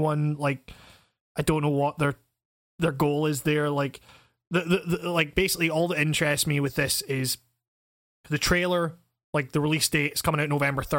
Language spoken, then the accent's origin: English; Scotland, United Kingdom; I'm fucking Scottish